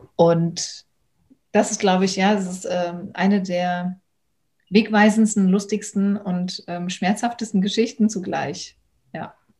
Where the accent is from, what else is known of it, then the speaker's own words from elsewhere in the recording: Germany; aus Deutschland.